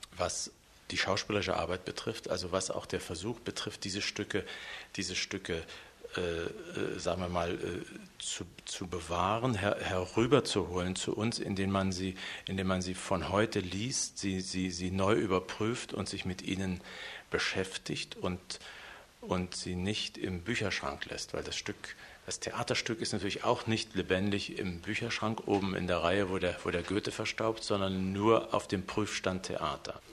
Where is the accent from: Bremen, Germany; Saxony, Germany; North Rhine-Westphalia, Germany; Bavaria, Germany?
Saxony, Germany; Leipzig; moved away as an adult; also born or lived in West Berlin / Hannover / Hamburg / Vienna; now in Munich, Germany; Ich bin in der Gottschedstraße geboren, da aufgewachsen